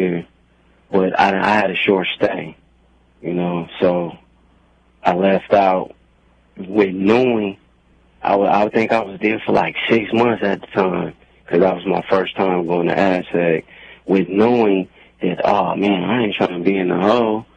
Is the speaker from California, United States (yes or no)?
yes; Oakland, California, United States; I was born here in Oakland, California, born and raised.